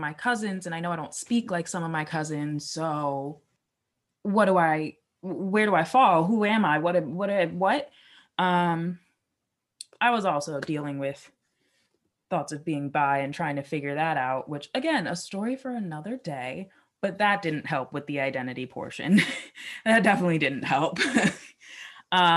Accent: Philadelphia, Pennsylvania, United States; I grew up in Philly.

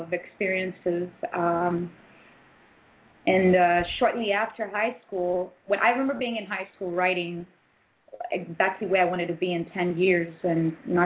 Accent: Tanzania; now in United States; I was born in Tanzania

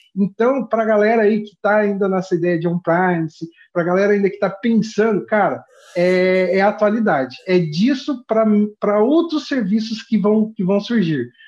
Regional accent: Ourinhos, São Paulo, Brazil; Eu sou de Ourinhos, que é fica aqui no interior do estado de São Paulo, aqui de divisa com o Paraná

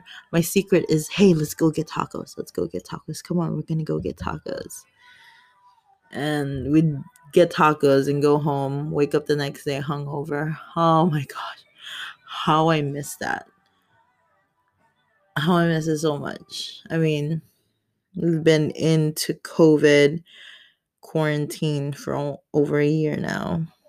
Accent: Philippines; I'm Filipino, 29 years old.

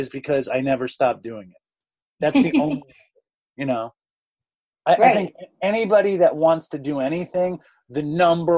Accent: New York City, New York, United States; I grew up in Manhattan and I grew up at this very, very amazing school. I got into the school when I was like 4. And I didn't leave the school until I was like 17.

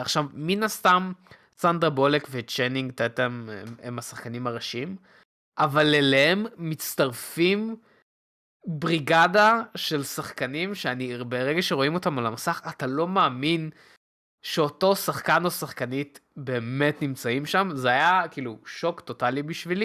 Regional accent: Beit Shemesh area, Jerusalem District, Israel; אני גדלתי באזור בית שמש

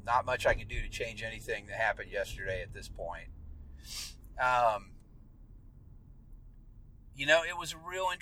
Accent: Leavenworth, Kansas, United States; I grew up in Leavenworth, Kansas

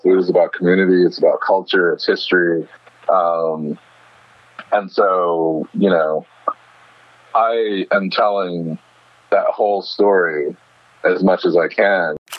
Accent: New York City, New York, United States; I grew up in Bed Stuy, and so Bed Stuy is always like you know I think about I think about home in my sort of formative years

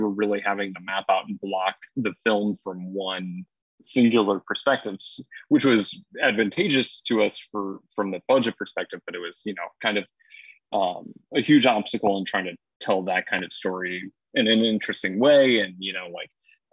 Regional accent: Rock Falls / Sterling area, Illinois, United States; moved away as an adult; also born or lived in Florida; I came back to my hometown, and I was visiting family and stuff

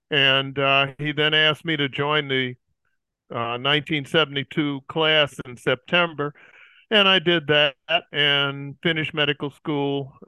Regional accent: Chicago, Illinois, United States; moved away as an adult; now in New Orleans, United States; I am right now living in New Orleans. I was born in Chicago, Illinois, and lived most of my adult life there. But after I retired some years ago, we moved down to our family house in New Orleans, Louisiana.

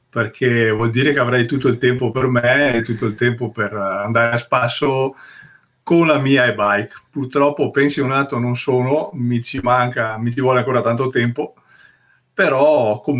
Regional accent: San Tomaso Agordino, Veneto, Italy; io eh, sono originario di San Tommaso Gordino, che è eh, un paese dove leggenda dice

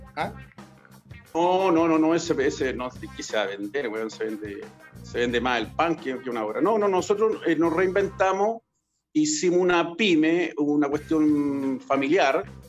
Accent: Chile; cuando trabajé ocho horas normal como cualquier chileno

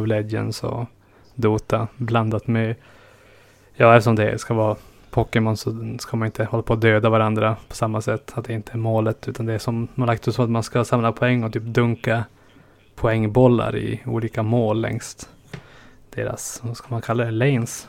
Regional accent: northernmost Norrland, Sweden; moved away; mina hemtrakter i norraste Norrland och inlandet

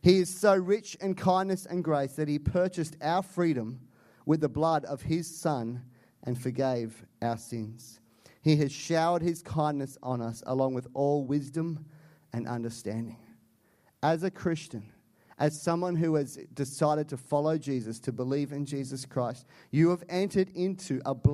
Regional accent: Canada; I'm Canadian

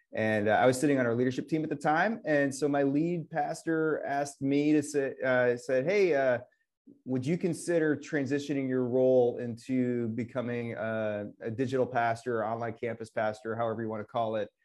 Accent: Northwest Illinois, United States; now in Wisconsin, United States; I grew up in Northwest Illinois, and so I am everyone's favorite Bears fan in Wisconsin

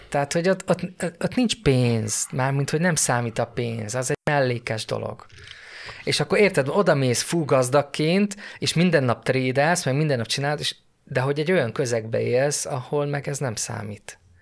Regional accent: Hungary; magyar vagyok

